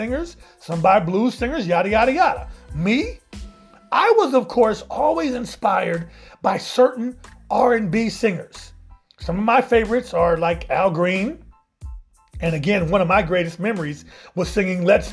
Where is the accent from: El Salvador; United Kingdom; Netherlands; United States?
United States; Midwest; I grew up in the Midwest where, quite honestly, we didn't have a black radio station.